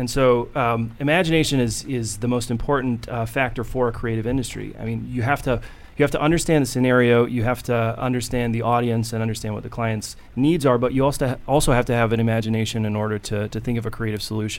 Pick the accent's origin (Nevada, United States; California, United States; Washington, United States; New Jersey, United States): Nevada, United States; Northern; I grew up in Northern Nevada, and the effect that had was a real sort of pioneer spirit is something that's woven through just the culture there.